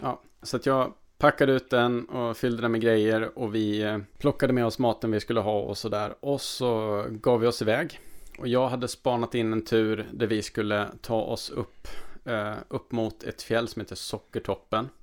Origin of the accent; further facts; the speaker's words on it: Värmland, Sweden; Jag har ju dels firat jul i Värmland, där jag kommer ifrån, hemma med familjen